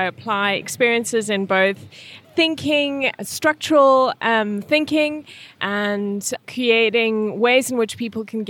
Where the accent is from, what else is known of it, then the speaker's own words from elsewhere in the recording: Welkom, Free State, South Africa; moved away as an adult; also born or lived in Amsterdam / New Zealand; now in Norway; So I'm from South Africa, grew up in a place in South Africa most people have never heard of, which is legitimately called Welkom.